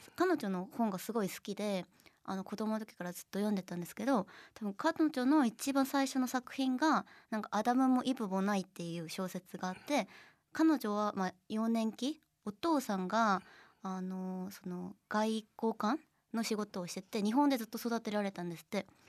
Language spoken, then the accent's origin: Japanese; South Korea; Japanese is a second language; moved away as an adult; now in Japan